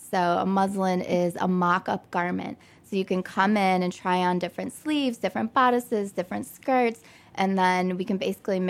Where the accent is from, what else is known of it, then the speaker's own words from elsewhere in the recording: Detroit, Michigan, United States; moved away as an adult; also born or lived in New York; now in Chicago, United States; I'm originally from Detroit suburbs.